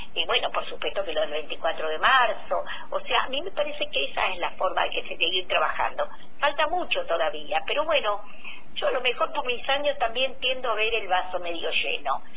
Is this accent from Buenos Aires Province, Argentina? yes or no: no; Río Negro, Argentina; nosotros en Río Negro